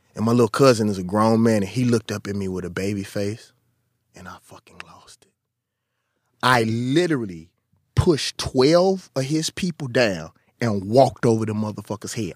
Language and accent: English; Mississippi, United States; I come from Mississippi